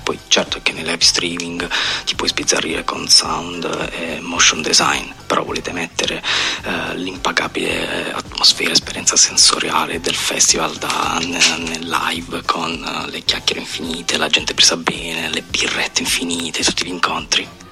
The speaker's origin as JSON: {"language": "Italian", "region": "Apulia", "country": "Italy", "moved": "yes", "said": "io organizzo un festival giù da me eh, in Puglia, nel mio paesino"}